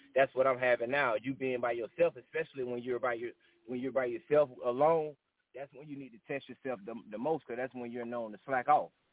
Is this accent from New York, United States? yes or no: no; Augusta, Georgia, United States; I'm from Augusta, Georgia, Richmond County